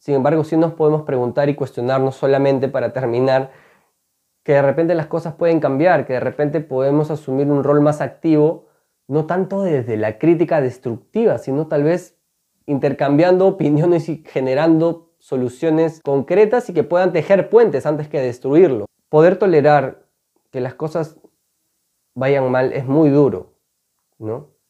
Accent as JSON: {"language": "Spanish", "country": "Peru", "tie": "born or raised there", "said": "Seguramente estamos orgullosos muchas veces de haber nacido en este país"}